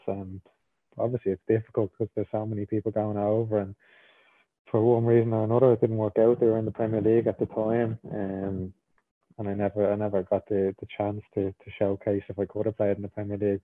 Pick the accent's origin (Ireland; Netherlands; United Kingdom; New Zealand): Ireland; moved away; I was born in Ireland. I grew up in Ireland, and I feel like I'm an Irish person